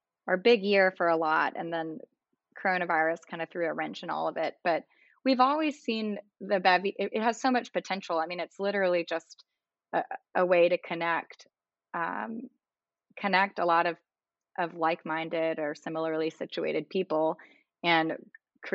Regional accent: Mobile, Alabama, United States; also born or lived in New Haven / New York City / Washington, D.C.; now in Birmingham, United States; I'm from Mobile, Alabama, which is like 45 minutes away

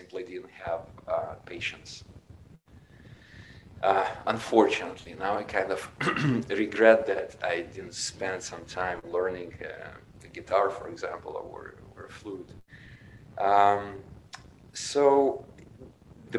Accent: Ukraine; I was born in Ukraine. Back then it was Soviet Union, 1976

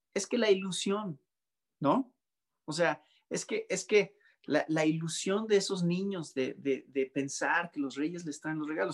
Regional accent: Mexico; arraigado tanto en nuestras tradiciones como mexicanos

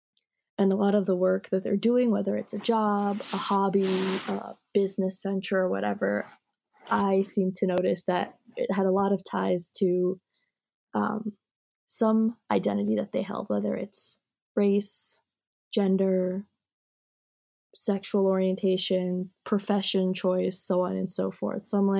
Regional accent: New York, United States; also born or lived in Japan; now in Florida, United States; Like, yeah, I also grew up in a Haitian household. Like, I was only in Japan till I was 3. But I grew up Haitian in New York. And now I live in Florida.

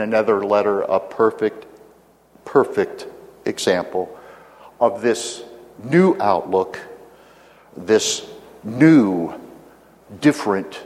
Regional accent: Virginia, United States; my home state of Virginia

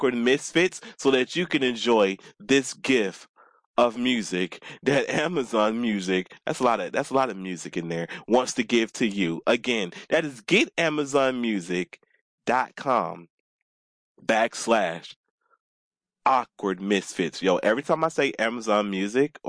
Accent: the South, United States; moved away; I'm from the South

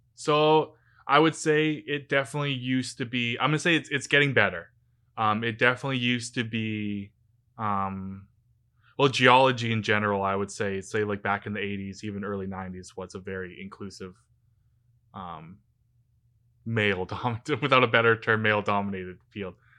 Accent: Vancouver, British Columbia, Canada; I grew up in the Lower Mainland in Vancouver and went to school here, did my grad school here

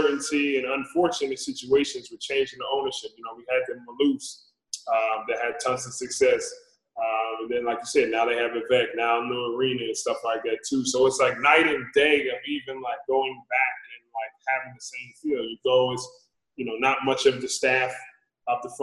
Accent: New Jersey, United States; moved away as an adult; also born or lived in Sacramento; I'm born and raised in New Jersey, living in this area

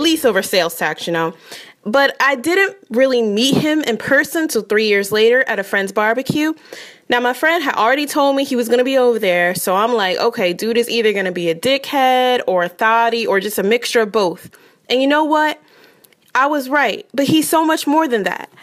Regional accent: Delaware, United States; I'm from Delaware.

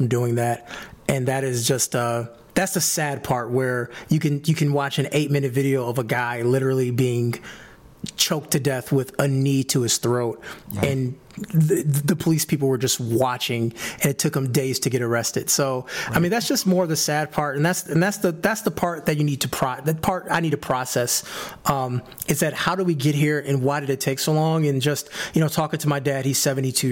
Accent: Detroit, Michigan, United States; I was born and raised in Detroit, Michigan

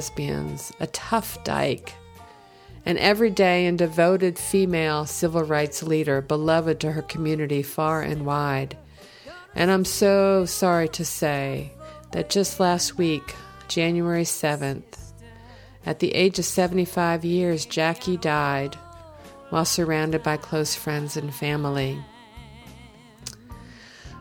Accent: New Jersey, United States; I grew up in South Jersey

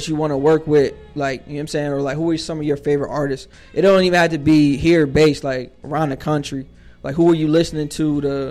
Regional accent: Northeast, United States; Because, like, growing up in the Northeast and shit, like, everything pretty much centered around New York City and like bars and.

